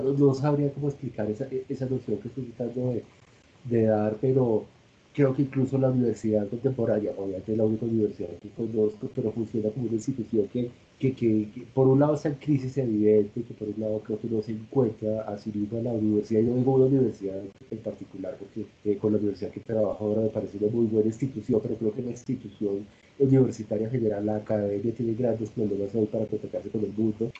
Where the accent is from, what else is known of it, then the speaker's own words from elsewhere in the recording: Colombia; como colombianos